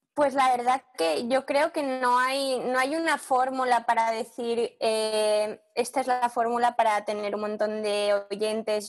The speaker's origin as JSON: {"language": "Spanish", "country": "Spain", "moved": "yes", "lives_now": "London, United Kingdom", "said": "somos todos españoles músicos que vivimos aquí"}